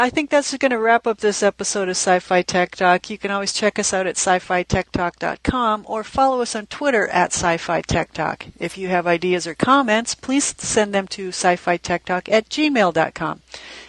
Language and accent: English; Minnesota, United States; Okay, I'm from Minnesota.